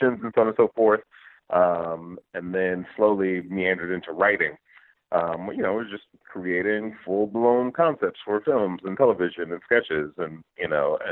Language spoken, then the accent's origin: English; Detroit, Michigan, United States; I grew up in Detroit. So just kind of like my hometown was growing up in the, you know, in the city